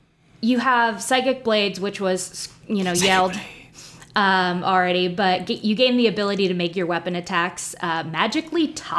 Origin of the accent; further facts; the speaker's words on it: New Jersey, United States; moved away as an adult; I'm from New Jersey.